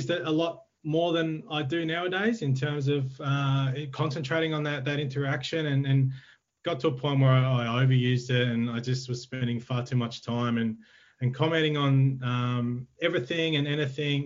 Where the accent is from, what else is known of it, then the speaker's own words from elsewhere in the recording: Ballarat, Victoria, Australia; moved away as an adult; I'm a Ballarat boy, born and bred